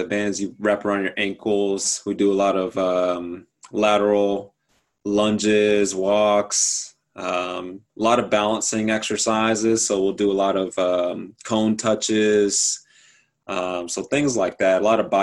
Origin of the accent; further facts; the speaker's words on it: Jacksonville, Florida, United States; moved away as an adult; also born or lived in Gainesville, Florida; now in Greenville, United States; So I'm born and raised in Jacksonville, Florida.